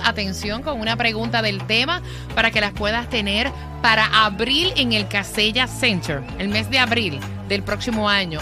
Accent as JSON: {"language": "Spanish", "country": "Puerto Rico", "said": "como puertorriqueña"}